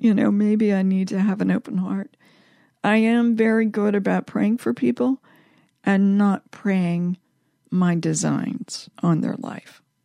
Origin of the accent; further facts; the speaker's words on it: Panama City Beach, Florida, United States; I was raised on Panama City Beach